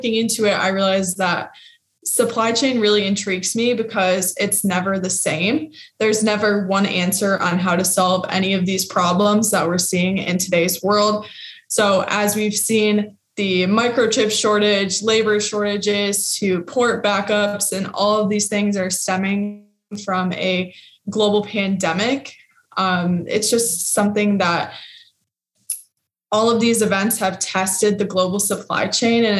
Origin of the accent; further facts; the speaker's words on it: Lake Orion, Michigan, United States; I grew up in Metro Detroit in the town called Lake Orion, which is about 45 minutes north of the city.